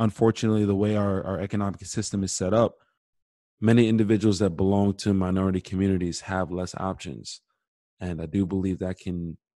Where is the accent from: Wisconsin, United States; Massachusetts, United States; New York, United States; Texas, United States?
New York, United States; Amityville; I went to Farmingdale, but I grew up in the Amityville community for the most part.